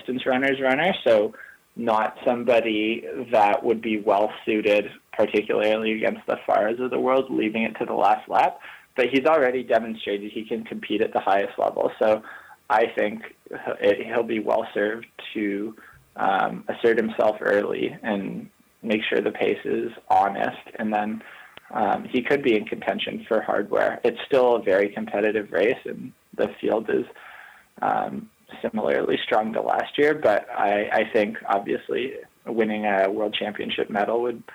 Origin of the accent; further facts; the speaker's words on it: Canada; as a Canadian